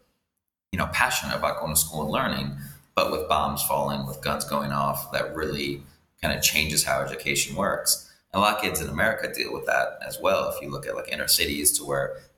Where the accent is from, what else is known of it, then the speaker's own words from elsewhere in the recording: rural Iowa, United States; moved away as an adult; also born or lived in Thailand; now in Dominican Republic; I grew up in Iowa, in rural Iowa